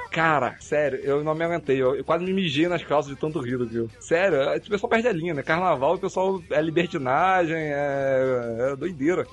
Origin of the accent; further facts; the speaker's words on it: Araruama, Rio de Janeiro, Brazil; eu sou de Araruama, então, tipo, eu sou da região dos Lagos, no Rio